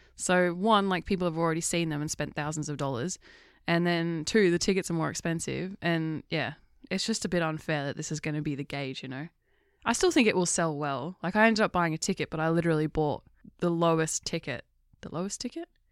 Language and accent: English; England, United Kingdom; I'm English